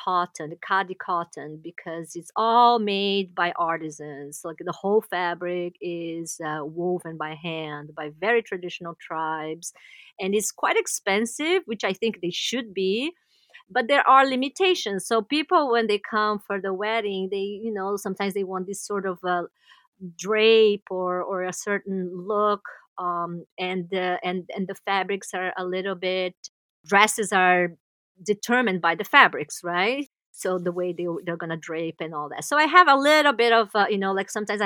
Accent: Brazil; moved away as an adult; now in New York City, United States; we are from Brazil

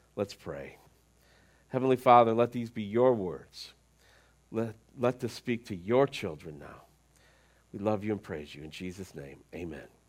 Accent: United States

